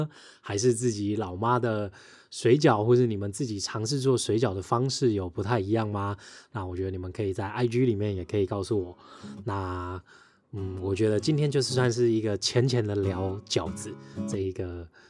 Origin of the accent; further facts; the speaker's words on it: Taiwan; 不是像我们台湾这边一样，你还很有肉的口感。